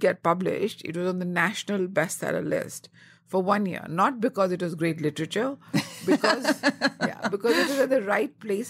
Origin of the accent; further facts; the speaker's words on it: New Delhi, Delhi, India; also born or lived in Rajasthan; Well, I grew up in North India, in the capital of India called New Delhi. But I went to a boarding school in Rajasthan. And since I'm a Punjabi, we North Indian Punjabis are known for our crazy mad love for food.